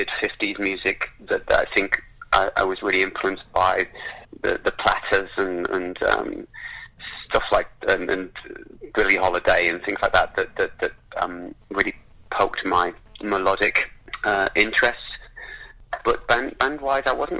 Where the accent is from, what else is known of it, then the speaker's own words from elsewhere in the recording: Middlesbrough, North East England, United Kingdom; I grew up in Middlesbrough